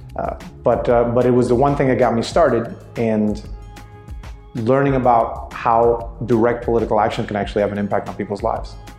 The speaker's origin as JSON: {"language": "English", "country": "Puerto Rico", "tie": "born or raised there", "moved": "as an adult", "lives_now": "New York, United States", "said": "I come from Puerto Rico. I was born and raised there"}